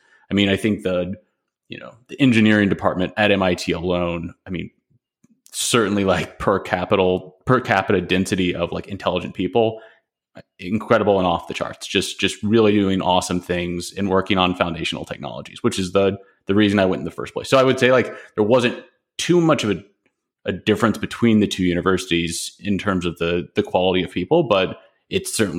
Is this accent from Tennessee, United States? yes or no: yes; Nashville, Tennessee, United States; I mean, I grew up in Nashville, Tennessee.